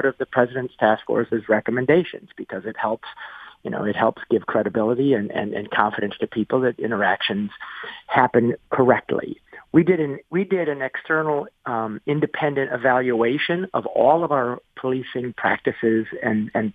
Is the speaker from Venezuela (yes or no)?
no; St. Clair Shores, Michigan, United States; also born or lived in Ferndale, Michigan; was born and raised in St. Clair Shores